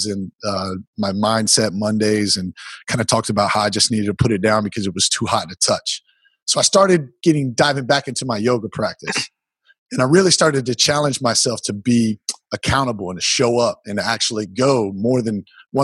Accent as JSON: {"language": "English", "region": "South Carolina", "country": "United States", "tie": "born or raised there", "said": "I wasn't taught yoga growing up in South Carolina"}